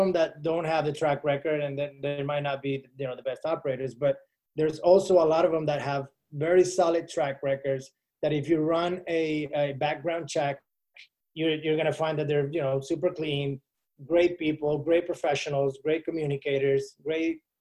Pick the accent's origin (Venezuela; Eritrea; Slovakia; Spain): Venezuela; moved away as an adult; now in Miami, United States; I'm from Venezuela, moved to the United States in 2010